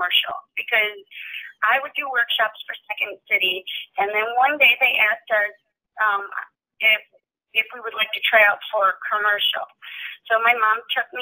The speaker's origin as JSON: {"language": "English", "town": "Chicago", "region": "Illinois", "country": "United States", "tie": "born or raised there", "said": "I'm from, born and raised in Chicago, so this is my hometown."}